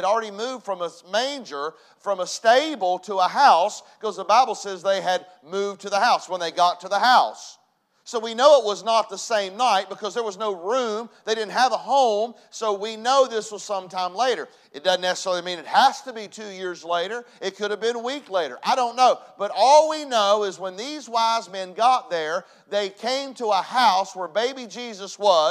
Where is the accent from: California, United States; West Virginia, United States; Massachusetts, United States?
West Virginia, United States; Hinton; Growing up in Hinton